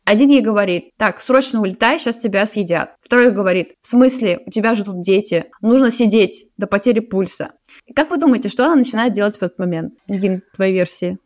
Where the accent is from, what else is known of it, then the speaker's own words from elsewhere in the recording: Saint Petersburg, Russia; now in Zurich, Switzerland; я из Питера, а сейчас живу в Цюрихе